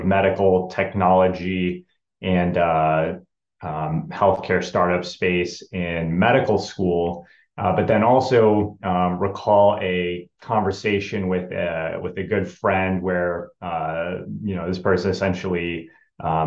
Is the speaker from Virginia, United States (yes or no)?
no; Rochester, Minnesota, United States; growing up in Rochester, Minnesota, where Mayo is located